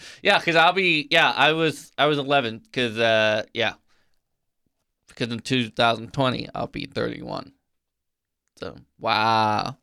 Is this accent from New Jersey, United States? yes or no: no; Illinois, United States; moved away; I grew up in Illinois